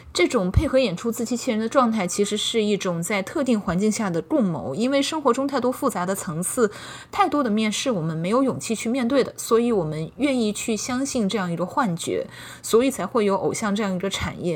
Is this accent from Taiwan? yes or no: no; China; now in United States; 这也是我们中国人在不断的碰壁中，不断的一次次的成长过程的兜头冷水中学会的一种生存智慧吧